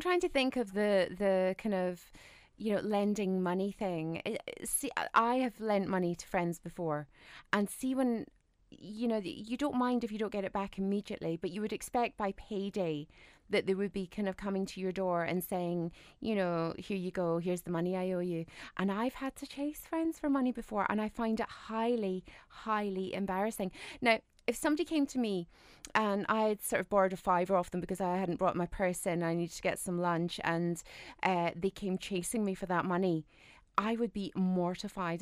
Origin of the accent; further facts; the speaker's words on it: United Kingdom; us Brits